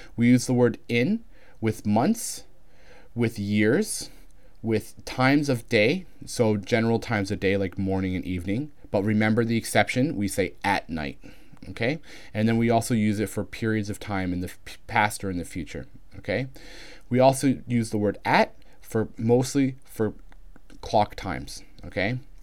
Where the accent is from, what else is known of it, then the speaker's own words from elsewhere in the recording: Canada; accent: Canadian; my accent is Canadian, which is similar enough to American